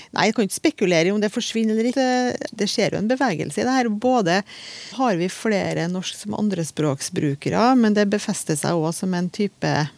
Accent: Trøndelag, Norway; Jeg er jo trønder

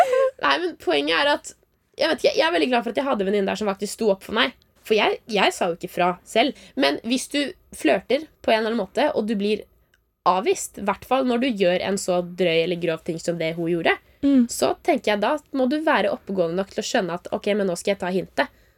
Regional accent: Oslo, Norway; moved away as an adult; now in Trondheim, Norway; var jeg jo hjemme i Oslo. Altså Jeg går jo på folkehøyskole i Trondheim, så jeg reiste jo hjem til Oslo

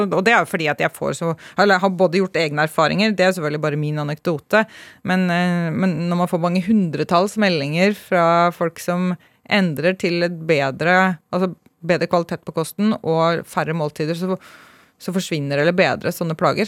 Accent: Hønefoss, Buskerud, Norway; jeg er eh, oppvokst i en liten bygd utenfor Hønefoss. Fra Hausbygd.

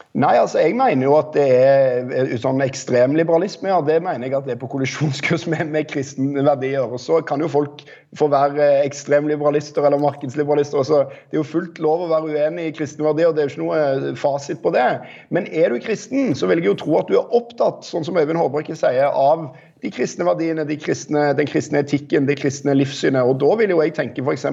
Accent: Rogaland, Norway; jeg er fra Rogaland

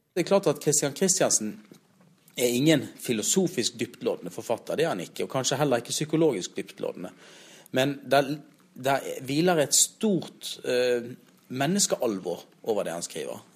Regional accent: Bergen, Vestland, Norway; moved away as an adult; now in Trondheim, Norway; som bergenser som kom hit og skulle begynne som teatersjef

